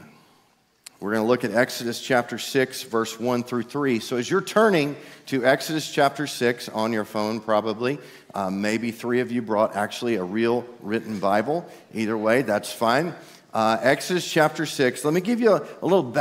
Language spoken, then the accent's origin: English; East Texas, United States; I'm from East Texas